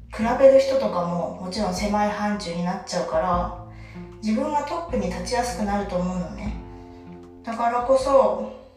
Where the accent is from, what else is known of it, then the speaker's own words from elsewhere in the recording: Kansai, Japan; moved away as an adult; now in Kanto, Japan; 今私は関東に住んでいて関西 出身なんですけど社会人になってたのを機に関東に引っ越してきて